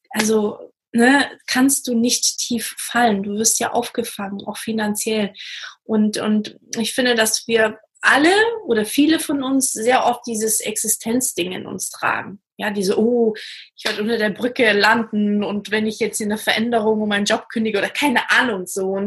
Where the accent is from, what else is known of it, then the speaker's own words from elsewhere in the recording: Portugal; Ich komme zum Beispiel aus Portugal, deswegen kann ich auch so ein bisschen die Unterschiede auch erkennen.